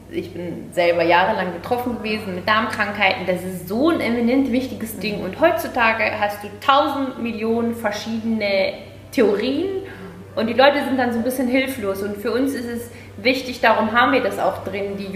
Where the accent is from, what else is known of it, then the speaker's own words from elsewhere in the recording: Switzerland; und wir als Schweizer noch viel mehr.